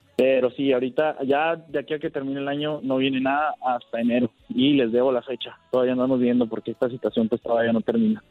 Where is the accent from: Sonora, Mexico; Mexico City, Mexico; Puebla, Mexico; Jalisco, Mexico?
Sonora, Mexico; Ciudad Obregón; soy de aquí, de Obregón, Sonora